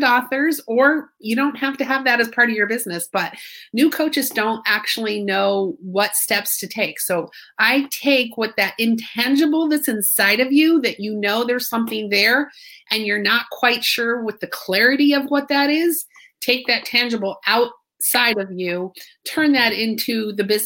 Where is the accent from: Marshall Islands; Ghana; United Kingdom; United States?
United States; Fort Mill, South Carolina; I'm from Fort Mill, South Carolina